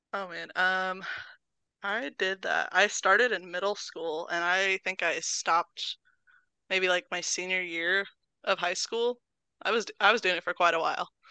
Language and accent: English; Terre Haute, Indiana, United States; I'm born and raised in Terre Haute. Been here my whole life.